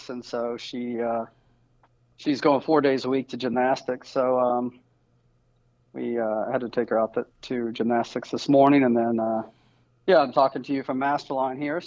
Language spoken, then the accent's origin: English; Virginia, United States; now in Central Florida, United States; I grew up in Virginia